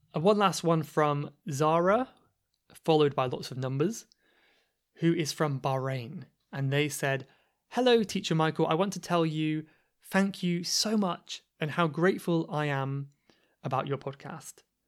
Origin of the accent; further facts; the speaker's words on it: Cornwall, South West England, United Kingdom; accent: Cornish; I don't know if this is a feature of the Cornish accent or not. I don't know if it is my accent